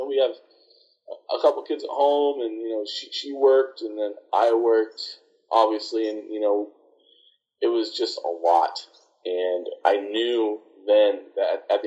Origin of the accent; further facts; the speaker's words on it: Nebraska, United States; also born or lived in Fond du Lac, Wisconsin; now in Hobbs, United States; I'm from Nebraska originally